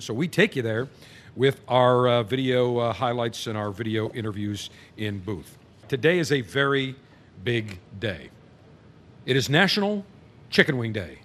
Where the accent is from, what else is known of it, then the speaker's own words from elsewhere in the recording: Buffalo, New York, United States; now in Tampa, United States; Buffalo, New York, my hometown